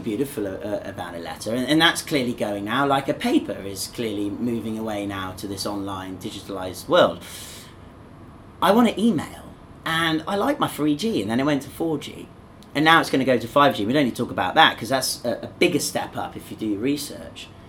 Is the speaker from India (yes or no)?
no; England, United Kingdom; now in Zhuhai, China; two English people talking to each other. And you know, my accent's a bit different to yours